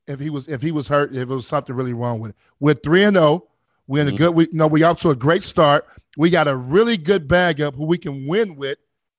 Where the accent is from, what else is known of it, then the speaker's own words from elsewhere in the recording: Chicago, Illinois, United States; I'm from Chicago.